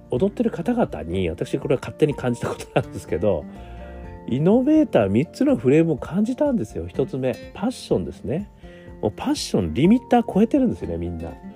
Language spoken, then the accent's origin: Japanese; Hokkaido, Japan; moved away; 私、あの、北海道出身でございますので